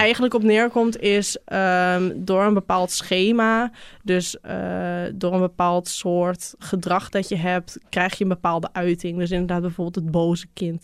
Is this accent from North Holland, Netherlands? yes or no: yes; North Holland, Netherlands; Bij ons in Noord-Holland heb je grote boerderijen.